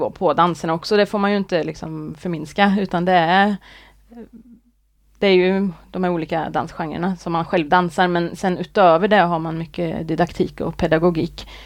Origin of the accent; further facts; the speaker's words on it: Arvika, Värmland, Sweden; also born or lived in Gothenburg; now in Kode, Sweden; jag är från Arvika, eh, ja. Värmland. Uppvuxen där.